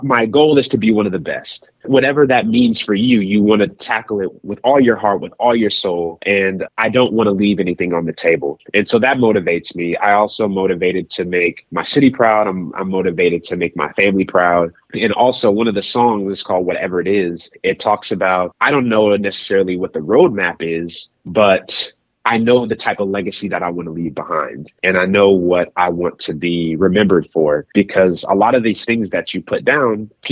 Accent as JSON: {"language": "English", "town": "Kansas City", "region": "Missouri", "country": "United States", "tie": "born or raised there", "said": "my hometown roots. Kansas City is such a fiber of my being"}